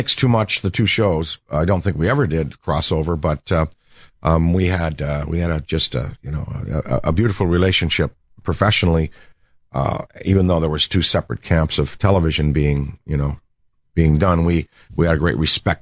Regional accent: Hull, Quebec, Canada; I grew up in Hull, Quebec

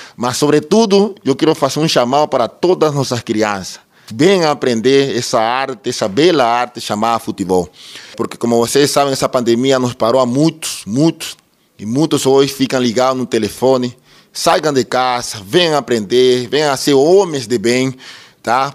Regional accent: Ecuador; moved away as an adult; now in Treze Tílias, Brazil; sou equatoriano, eu pertencia a todas as categorias do Deportivo Cuenca em Equador. Vim para o Brasil em 2009

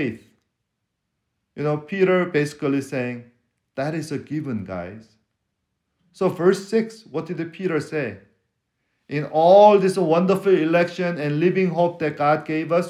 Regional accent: Seoul, South Korea; accent: foreign accent; English is a second language; now in Texas, United States; I'm from West Korea. Seoul is in the west of Korea

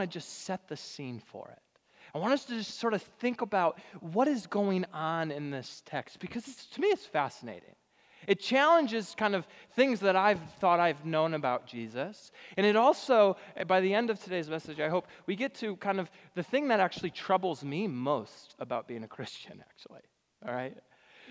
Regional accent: Richmond, Michigan, United States; moved away; my hometown congregation back in Richmond, Michigan.

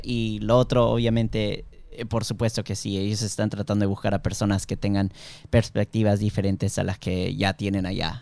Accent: Miami, Florida, United States; yo nací en Miami, obviamente allá solamente se habla en inglés en el, en el colegio, pero eh, todo el mundo en Miami habla en español

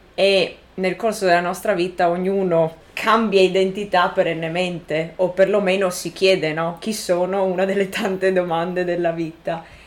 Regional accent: Italy; moved away; del paese in cui sono cresciuta

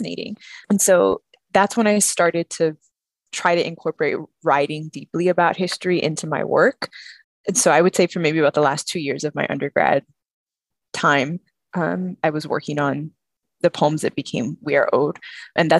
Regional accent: San Antonio, Texas, United States; I grew up in San Antonio

